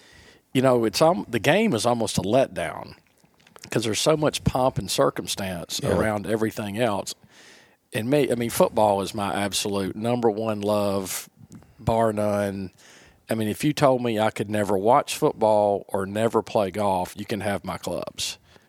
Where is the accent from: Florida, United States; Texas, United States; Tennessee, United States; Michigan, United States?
Florida, United States; everybody thinks they're from Alabama. No, we're from Florida.